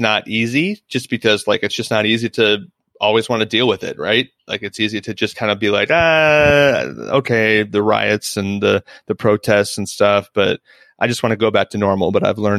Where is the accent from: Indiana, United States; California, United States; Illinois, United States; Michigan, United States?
Illinois, United States; Central; moved away; I'm from Central Illinois, which is a very rural, borderline hillbilly part of Illinois, for lack of a better term. And I grew up with kids and families who were racist